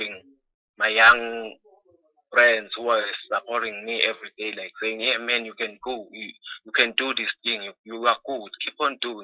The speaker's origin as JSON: {"language": "English", "region": "Mpumalanga", "country": "South Africa", "said": "I'm from Mpumalanga province in a place called Artiepiskop next to the N17 border post"}